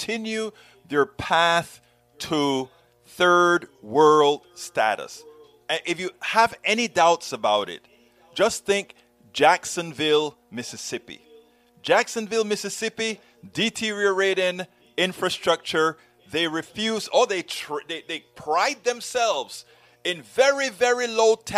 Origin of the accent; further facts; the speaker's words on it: Panama; moved away; I'm from Panama, who you guys like to call the Banana Republic, the third world